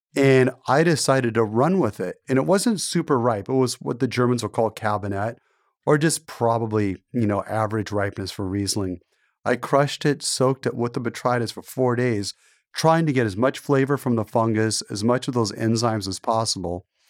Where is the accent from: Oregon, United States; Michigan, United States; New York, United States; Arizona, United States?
Oregon, United States; Portland; I grew up in Portland, and my dad was a television journalist. He worked for Channel eight News.